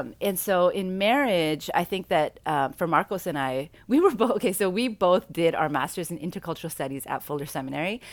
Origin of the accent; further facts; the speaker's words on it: Vancouver, British Columbia, Canada; also born or lived in South Central, Los Angeles; now in Long Beach, United States; I grew up in Vancouver